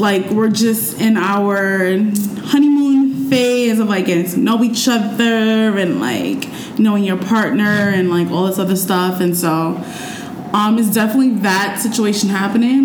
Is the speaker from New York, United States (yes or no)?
yes; New York City, New York, United States; I'm just from Harlem